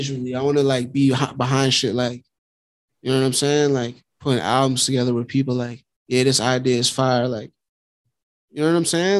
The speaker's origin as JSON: {"language": "English", "town": "New York City", "region": "New York", "country": "United States", "tie": "born or raised there", "also_born_or_lived": "Long Island, New York / Flushing, Queens", "said": "I basically like grew up in Queens too. Like, I'm from Long Island"}